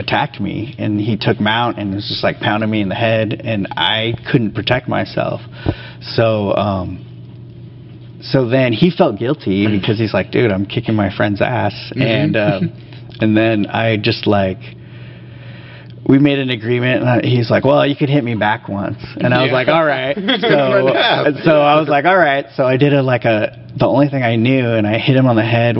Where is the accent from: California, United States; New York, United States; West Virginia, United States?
California, United States; Santa Barbara; moved away as an adult; now in Washington, United States; my hometown in California, Santa Barbara